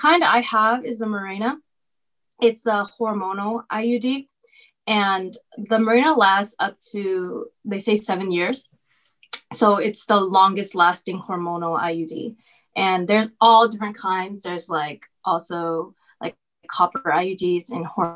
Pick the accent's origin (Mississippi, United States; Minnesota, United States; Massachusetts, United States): Massachusetts, United States; Boston; moved away as an adult; also born or lived in Los Angeles, California; I'm from Boston and I go to school at USC.